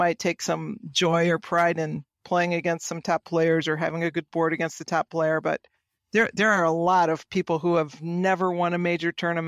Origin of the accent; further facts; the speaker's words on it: Kalamazoo, Michigan, United States; now in Poland; Yes, in Michigan. Pretty much I was raised in Kalamazoo and went to university at U of M in Ann Arbor.